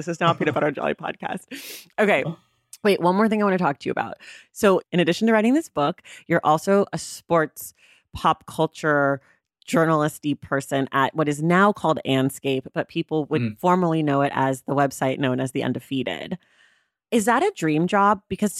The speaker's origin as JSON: {"language": "English", "town": "Oakland", "region": "California", "country": "United States", "said": "I'm from Oakland."}